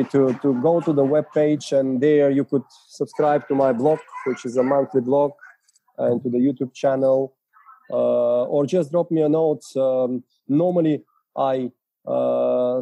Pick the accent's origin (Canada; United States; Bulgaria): Bulgaria; first language Bulgarian; English is a second language; Bulgarian, my mother tongue